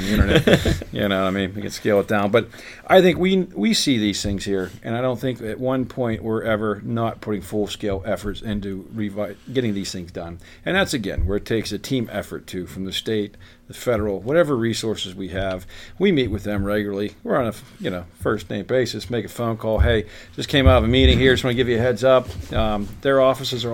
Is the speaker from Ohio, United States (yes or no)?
no; Freeport, Pennsylvania, United States; Freeport being my hometown